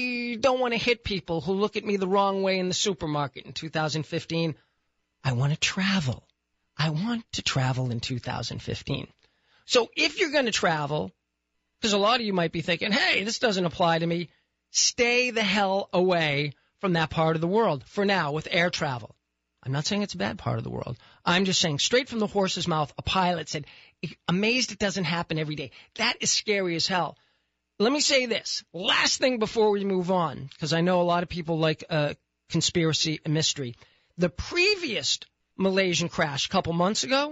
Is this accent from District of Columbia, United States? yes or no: no; Boston, Massachusetts, United States; moved away; Boston, my hometown.